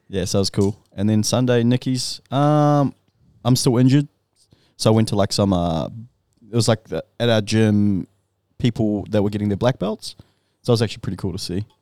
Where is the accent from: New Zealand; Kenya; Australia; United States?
New Zealand; moved away; growing up in New Zealand